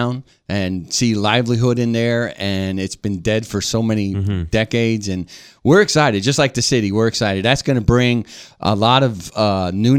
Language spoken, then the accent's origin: English; Allentown, Pennsylvania, United States; moved away; I grew up in the Northeast. I grew up in Allentown, Pennsylvania.